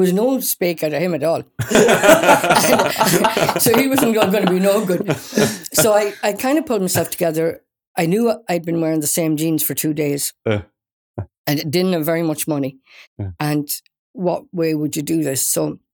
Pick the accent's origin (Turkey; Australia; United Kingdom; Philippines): United Kingdom; Wales; accent: Irish; moved away; also born or lived in Ireland; I was brought up in Wales